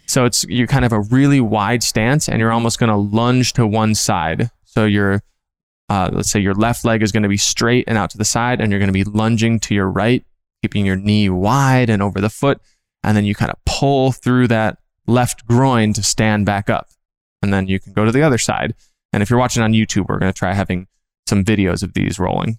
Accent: Minnesota, United States; moved away as an adult; now in California, United States; I'm from Minnesota

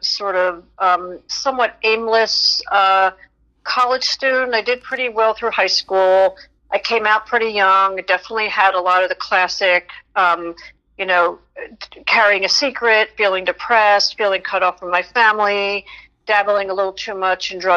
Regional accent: Philadelphia, Pennsylvania, United States; I grew up in Philadelphia. I went to Temple University, stayed local

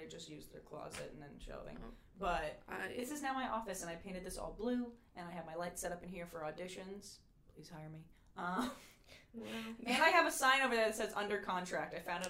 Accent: Connecticut, United States; Well, I'm from Connecticut, where a lot of these like take place, so I'm like, wow, it reminds me of home.

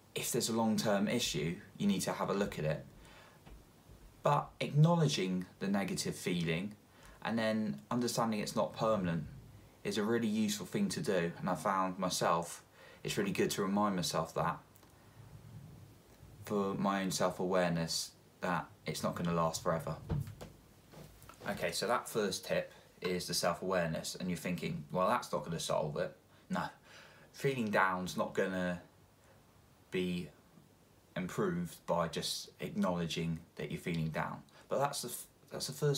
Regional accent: England, United Kingdom; I'm English and it rains a lot here

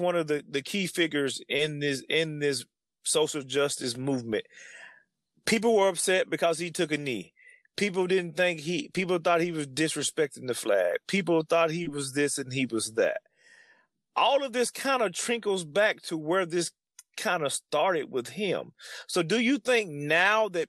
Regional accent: the South, United States; growing up in the South

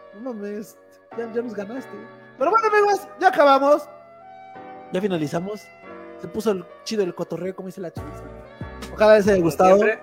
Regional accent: Tlaxcala, Mexico; yo soy de Tlaxcala

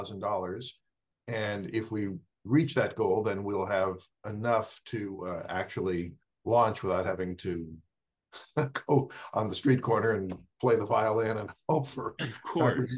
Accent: Fresno, California, United States; we move to Fresno, my hometown

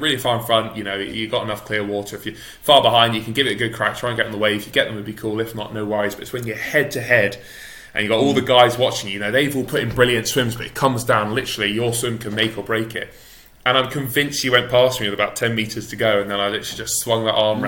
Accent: England, United Kingdom; as an English swimmer

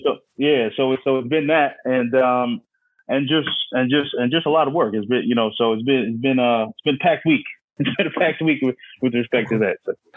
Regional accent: New York City, New York, United States; moved away as an adult; also born or lived in Philadelphia; now in Houston, United States; I'm from Staten Island, New York.

